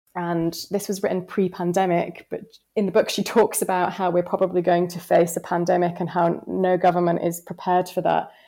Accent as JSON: {"language": "English", "region": "the north of England", "country": "United Kingdom", "accent": "northern", "said": "I was told that my accent was too strong and no client would ever be able to build a relationship with me because of my northern tones"}